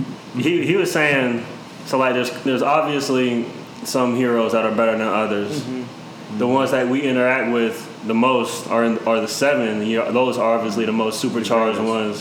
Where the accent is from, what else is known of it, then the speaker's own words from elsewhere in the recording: Georgia, United States; also born or lived in Greenville, South Carolina; I moved to Georgia when I was nine years old. I spent half of my my adolescent life in Georgia